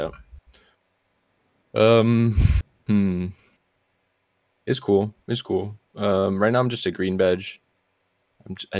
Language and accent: English; New Mexico, United States; moved away as an adult; now in Portland, United States; I'm from New Mexico